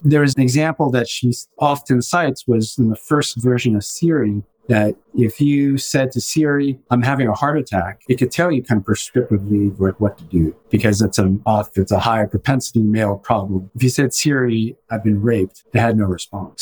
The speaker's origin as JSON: {"language": "English", "town": "Los Angeles", "region": "California", "country": "United States", "tie": "born or raised there", "said": "I grew up in West LA, which is predominantly you know, white."}